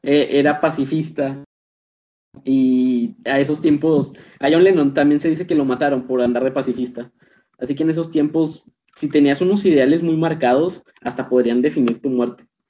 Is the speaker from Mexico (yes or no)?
yes; Mexico; aquí en mi país, al menos aquí en México